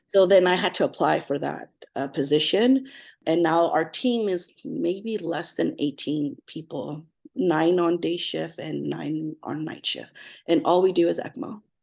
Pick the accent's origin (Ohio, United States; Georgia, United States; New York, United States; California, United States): California, United States; Fillmore; also born or lived in Los Angeles; I grew up in Southern California, really small town called Fillmore